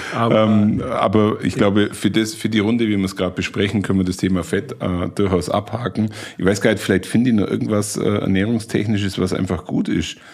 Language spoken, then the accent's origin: German; Allgäu, Germany; bei uns im Allgäu